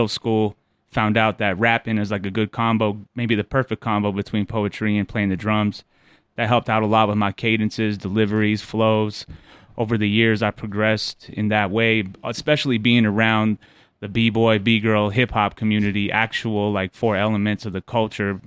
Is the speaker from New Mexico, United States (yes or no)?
yes; Albuquerque, New Mexico, United States; also born or lived in Shiprock, New Mexico; Originally from Albuquerque, New Mexico. Also lived on the res in Shiprock, so I was on and off the res a lot.